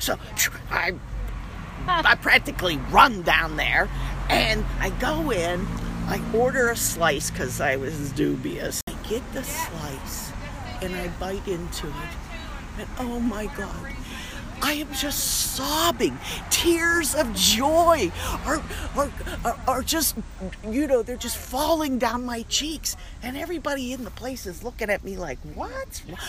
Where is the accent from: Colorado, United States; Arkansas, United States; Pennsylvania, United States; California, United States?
Pennsylvania, United States; Western; moved away; I'm from Western Pennsylvania.